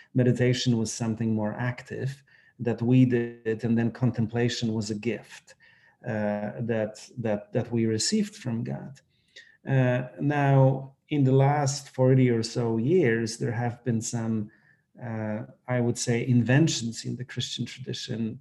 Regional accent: Poland; moved away; I grew up in Poland

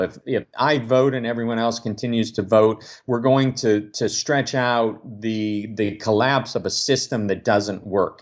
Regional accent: Omaha, Nebraska, United States; born and raised in Omaha, Nebraska

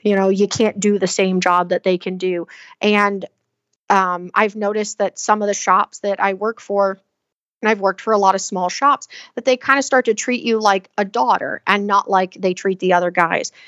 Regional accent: Southeast Alabama, United States; moved away as an adult; also born or lived in Pennsylvania / Texas / Washington; I come from the Southeast Alabama area

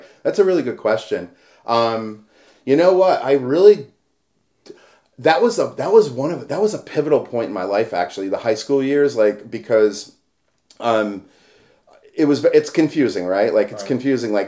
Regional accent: Brooklyn, Connecticut, United States; moved away as an adult; also born or lived in Pennsylvania; my hometown in Brooklyn, Connecticut

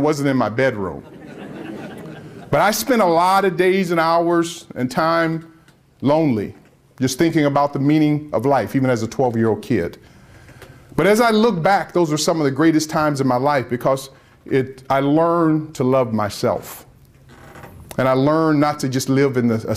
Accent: Tempe, Arizona, United States; I'm from Tempe, Arizona, Phoenix, Arizona

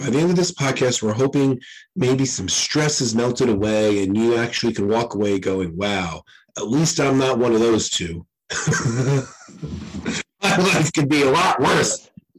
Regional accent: New York, United States; two partially Irish and Italian New Yorkers

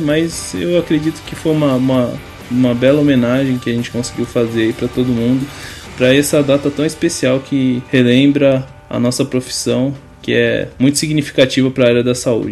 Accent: interior of São Paulo, Brazil; Eu conheço, conheço o interior de São Paulo, que eu sou de lá também

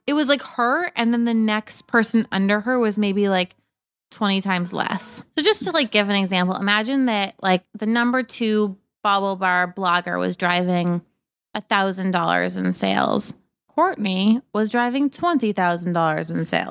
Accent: Cape Cod, Massachusetts, United States; moved away as an adult; also born or lived in Boston; now in New York, United States; I grew up in Cape Cod

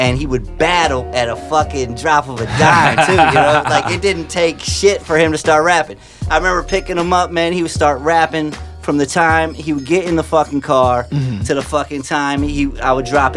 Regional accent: Myrtle Beach, South Carolina, United States; moved away as an adult; now in St. Louis, United States; I grew up in Myrtle Beach, South Carolina. A lot of people don't know that, but I spent most of my high school, middle school there

